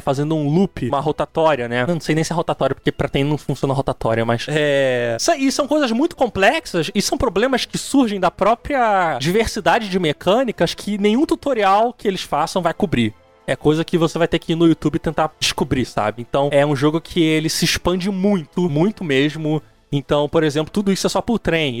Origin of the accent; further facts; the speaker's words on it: Rio de Janeiro, Brazil; also born or lived in ABC Paulista; eu sou do Rio